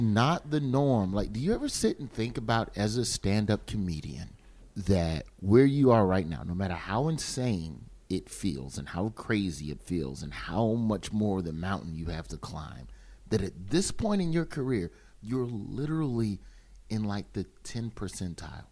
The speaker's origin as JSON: {"language": "English", "town": "Birmingham", "region": "Alabama", "country": "United States", "tie": "born or raised there", "said": "I grew up in Birmingham, which is essentially it's black"}